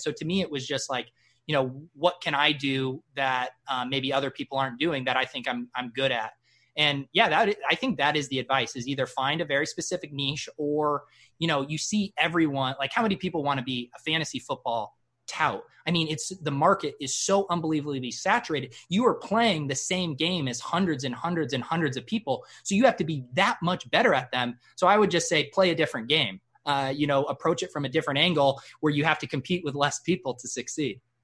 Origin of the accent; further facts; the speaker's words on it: Colorado, United States; moved away as an adult; also born or lived in San Diego, California / Granada, Spain; now in Massachusetts, United States; when I go back home to Colorado